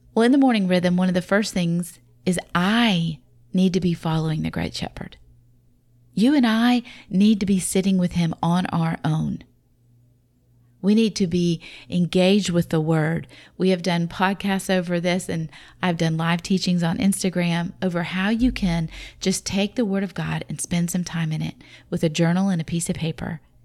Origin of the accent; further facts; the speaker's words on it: the South, Southern United States, United States; accent: southern; my southern accent